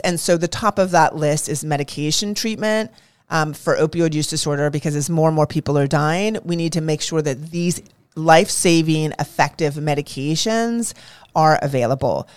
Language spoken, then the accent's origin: English; California, United States; I grew up in California